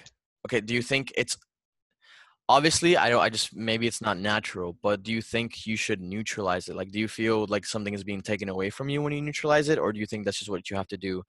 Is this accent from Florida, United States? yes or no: yes; Miami, Florida, United States; accent: Miami; I guess my Miami accent can come out. But even then, I've lost some of it.